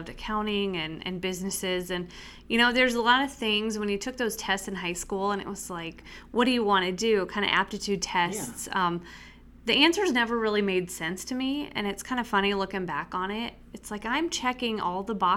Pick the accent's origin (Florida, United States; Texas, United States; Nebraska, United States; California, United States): Nebraska, United States; Spalding; moved away as an adult; now in Carroll, United States; I grew up in Spalding, Nebraska, and it's really about 4 hours straight west of here on the edge of the Sandhills